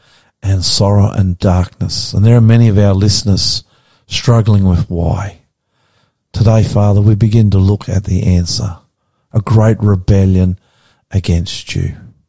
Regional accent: Australia; I'm the Aussie pastor.

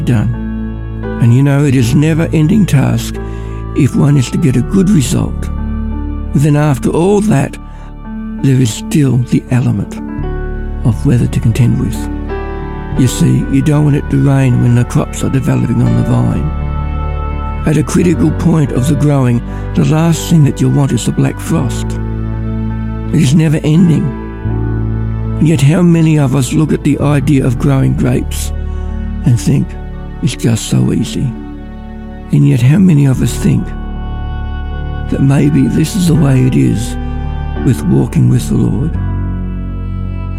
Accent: Ballarat, Victoria, Australia; also born or lived in Mildura; I'm from Ballarat.

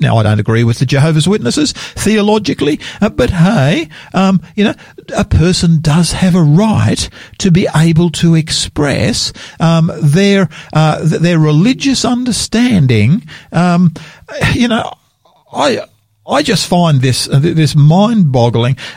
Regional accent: Australia; I'm an Australian and I'm very proud of being an Australian

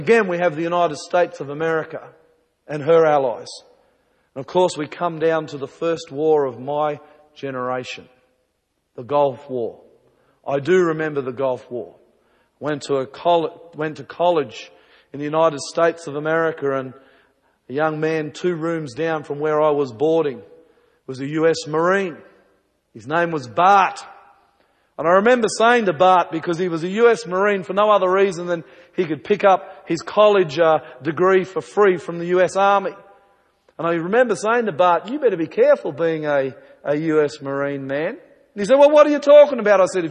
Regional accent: New Zealand; when I was a small boy growing up in New Zealand

